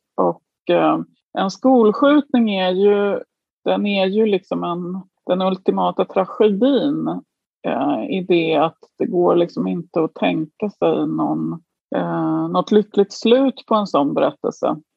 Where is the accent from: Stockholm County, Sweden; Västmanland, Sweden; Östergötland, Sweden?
Stockholm County, Sweden; Djursholm; also born or lived in Florence, Italy; now in Belgium; Jag kom ju från Djursholm.